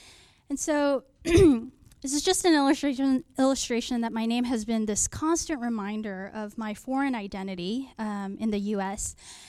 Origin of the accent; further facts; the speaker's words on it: California, United States; also born or lived in Seoul, South Korea / Canary Islands, Spain; I moved around a lot when I was young. I was born in Seoul, South Korea, and then moved to the Canary Islands at the age of five. And then before we moved to California when I was seven